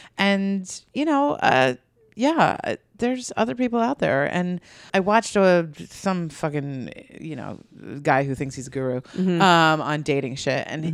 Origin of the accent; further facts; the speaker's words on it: Long Island, New York, United States; I'm from Long Island.